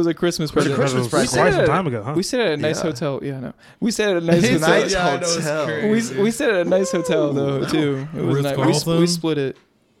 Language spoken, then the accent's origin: English; Michigan, United States; moved away; I'm from Michigan.